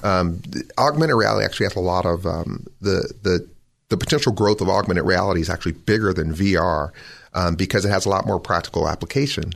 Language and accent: English; Los Angeles, California, United States; also born or lived in Bakersfield, California; I was born in Bakersfield, California, and I was, um, I grew up in Los Angeles, though